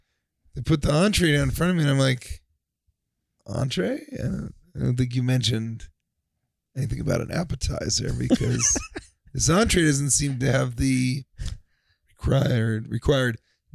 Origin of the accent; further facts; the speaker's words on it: Colorado, United States; because I grew up in Colorado.